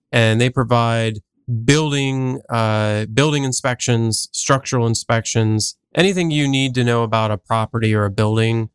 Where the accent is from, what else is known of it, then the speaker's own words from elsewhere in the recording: New Jersey, United States; now in Columbus, United States; I actually grew up on the East Coast, uh, so I grew up in New Jersey